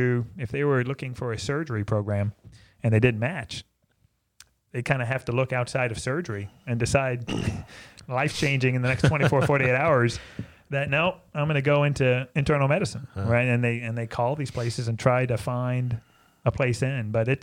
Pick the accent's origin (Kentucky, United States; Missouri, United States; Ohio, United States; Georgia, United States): Kentucky, United States; Louisville; moved away as an adult; now in Georgetown, United States; growing up in Louisville, I thought every place was Catholic.